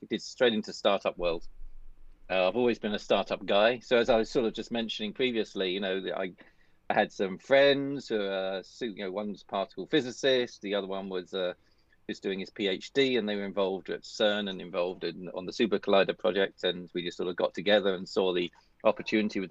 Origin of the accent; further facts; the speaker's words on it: United Kingdom; moved away as an adult; also born or lived in Paris, France / Scotland; I live pretty close to where I was brought up on the East Coast